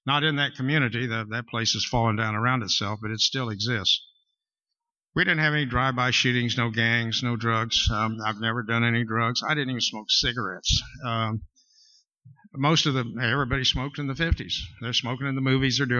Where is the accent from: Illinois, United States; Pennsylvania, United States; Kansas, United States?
Kansas, United States; Wichita; I was born in Wichita, Kansas, September 29th, 1938